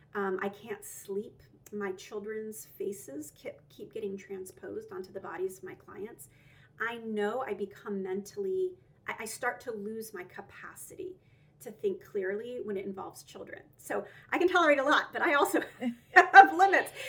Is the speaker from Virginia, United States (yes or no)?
no; Roswell, Georgia, United States; also born or lived in Alpharetta, Georgia; I grew up in Georgia. I grew up right outside of Atlanta in Roswell and then later Alpharetta.